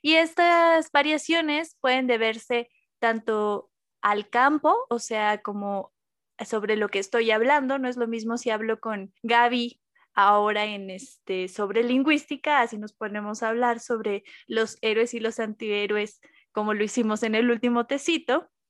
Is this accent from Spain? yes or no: no; central Mexico, Mexico; accent: central Mexican; que si no son del centro de México, seguramente les va a parecer que tenemos un acento particular